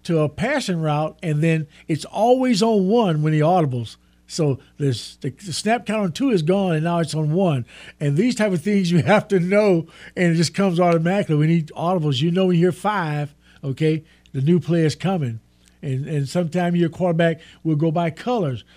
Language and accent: English; Texas, United States; I'm from Texas